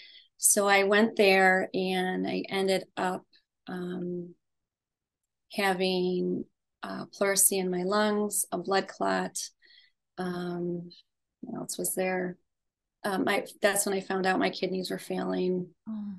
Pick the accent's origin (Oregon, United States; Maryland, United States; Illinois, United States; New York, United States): New York, United States; Western; I grew up in Western New York in the US